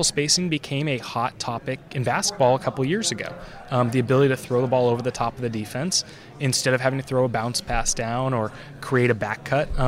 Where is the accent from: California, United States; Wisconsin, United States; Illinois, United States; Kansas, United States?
California, United States; Bay Area; I grew up in the Bay Area.